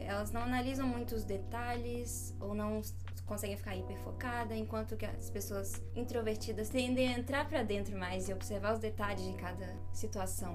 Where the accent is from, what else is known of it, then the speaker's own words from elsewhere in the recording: Brazil; eu sou brasileira.